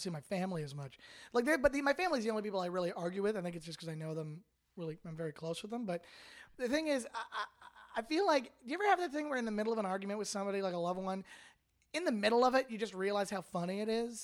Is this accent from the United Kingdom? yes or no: no; Canada; moved away as an adult; now in Los Angeles, United States; I'm a dual citizen with Canada, United States, lived in Canada my whole life